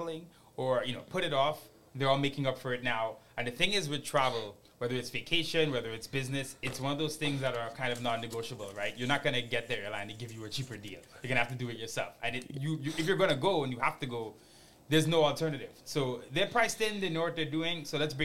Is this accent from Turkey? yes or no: no; Trinidad & Tobago; moved away; I'm originally from Trinidad and Tobago. Every time I head back home